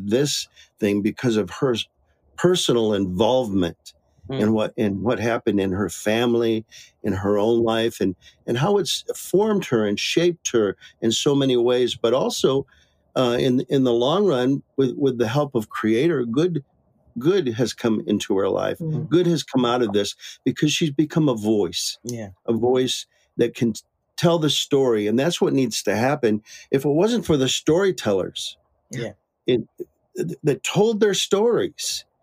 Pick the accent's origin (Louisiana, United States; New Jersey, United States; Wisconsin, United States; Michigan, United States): Michigan, United States; now in Maricopa, United States; I was born and raised in Michigan.